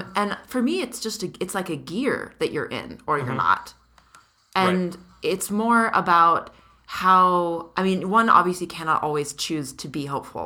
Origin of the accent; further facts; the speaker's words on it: California, United States; where I grew up in California